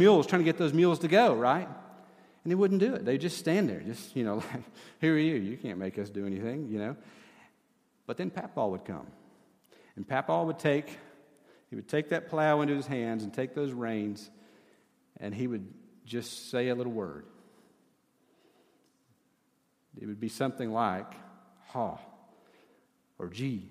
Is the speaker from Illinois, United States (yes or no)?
no; East Tennessee, United States; I grew up in East Tennessee